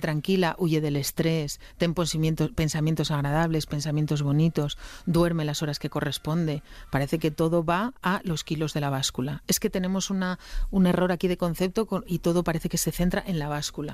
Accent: Asturias, Spain; yo como buena asturiana

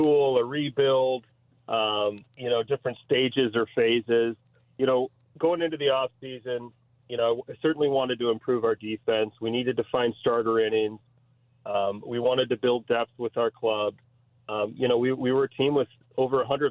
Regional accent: Grosse Pointe, Michigan, United States; moved away as an adult; now in Chicago, United States; getting back to my hometown

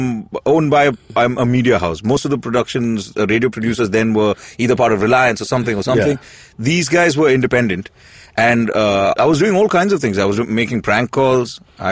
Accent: Mumbai, Maharashtra, India; Yes, I'm a Bombay boy. I was raised in King's Circle.

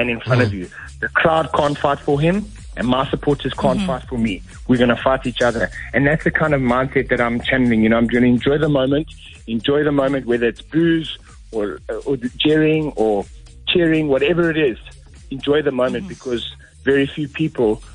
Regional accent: South Africa; we're from South Africa, a third world country, and we're coming to the UK

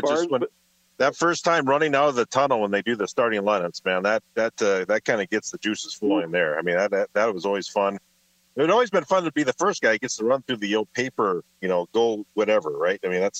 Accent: Barnesville, Minnesota, United States; my hometown of Barnesville

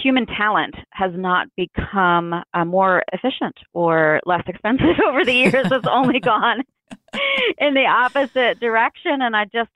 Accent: Philadelphia, Pennsylvania, United States; moved away as an adult; now in Austin, United States; worked in my hometown of Philadelphia for quite some time

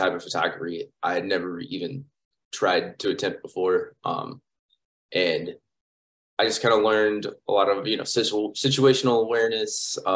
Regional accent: St. Louis, Missouri, United States; moved away as an adult; also born or lived in St. Clair, Missouri / Ferguson, Missouri; now in Tulsa, United States; I'm originally from St. Louis. I spent most of my time in Missouri, in and around St. Louis. When I was younger, my parents moved me out to a small town called St. Clair, about an hour from St. Louis

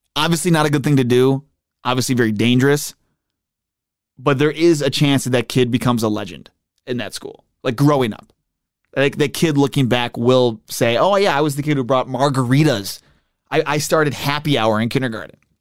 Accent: Buffalo, New York, United States; moved away; I grew up in Buffalo

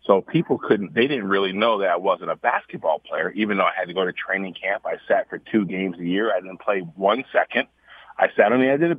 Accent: New York City, New York, United States; I'm originally from Harlem, New York.

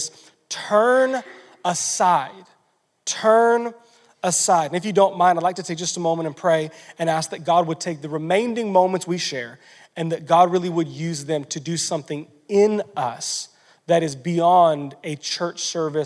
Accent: United States; we were raised in American culture

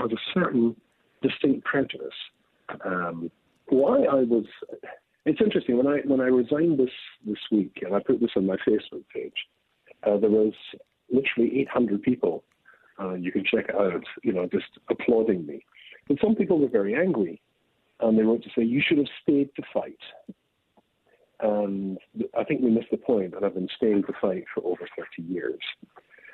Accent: Scotland, United Kingdom; accent: Scottish; I'm Scottish

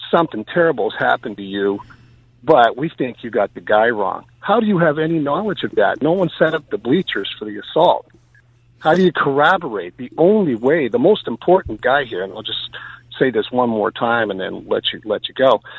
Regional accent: Canada; Well, I'm just uh, I'm from Canada. I'm just driving through the area.

